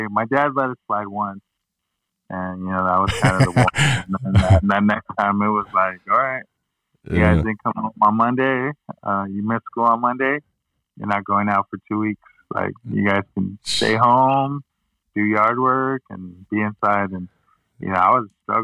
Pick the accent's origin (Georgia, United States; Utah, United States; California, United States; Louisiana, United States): California, United States; La Habra; also born or lived in Corona, California; I grew up in La Habra